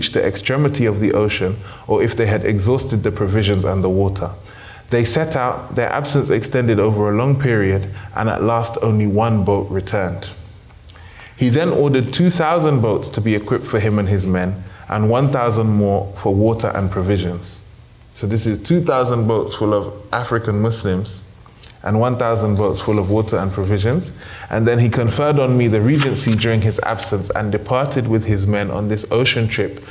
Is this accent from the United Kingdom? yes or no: yes; United Kingdom; growing up in the United Kingdom